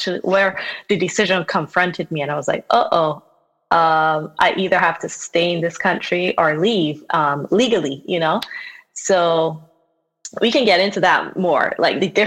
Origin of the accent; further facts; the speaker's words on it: Barbados; also born or lived in New York; I was born in Barbados. I was raised there. I left for college, but I currently live and work there full-time as an artist